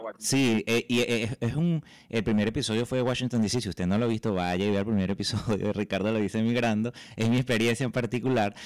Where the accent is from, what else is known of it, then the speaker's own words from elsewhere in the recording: Venezuela; yo tengo raíces, mira, eh, árabes colombianas, españolas y nací en Venezuela